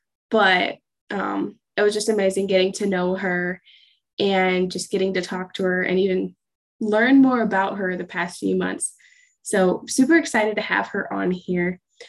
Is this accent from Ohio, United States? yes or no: yes; Ohio, United States; I'm from Ohio.